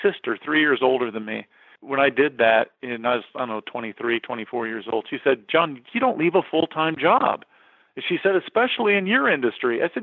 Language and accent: English; McPherson, Kansas, United States; moved away as an adult; now in San Diego, United States; I'm a little guy from from small town South. Dude, I was from McPherson, flipping Kansas, when I packed up and when it came out to San Diego.